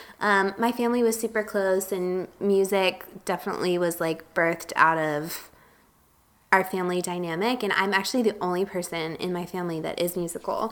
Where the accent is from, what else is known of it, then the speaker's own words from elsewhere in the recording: Tampa, Florida, United States; moved away as an adult; now in Nashville, United States; I'm from Tampa, Florida, originally, and now I live in Nashville, Tennessee.